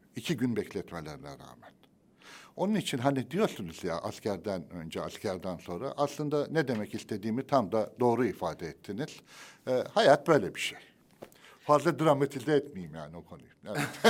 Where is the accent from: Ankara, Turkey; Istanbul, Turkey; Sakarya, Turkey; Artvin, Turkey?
Sakarya, Turkey; Adapazarı; Adapazarı'nda benim kentimi çok seviyorum